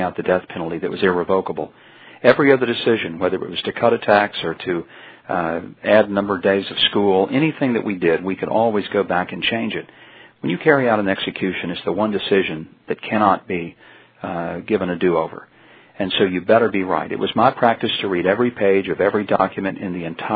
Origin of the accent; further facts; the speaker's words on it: Hope, Arkansas, United States; my hometown of Hope, Arkansas